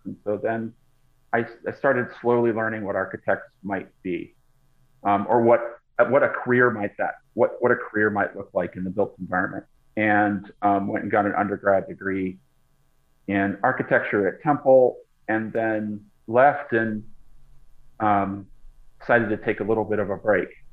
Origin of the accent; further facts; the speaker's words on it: Boston, Massachusetts, United States; moved away as an adult; now in Los Angeles, United States; Boston, which is where I grew up. So I grew up mostly on the East Coast